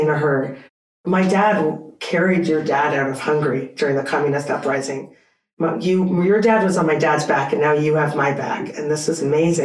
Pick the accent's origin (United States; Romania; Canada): Canada; I'm Canadian.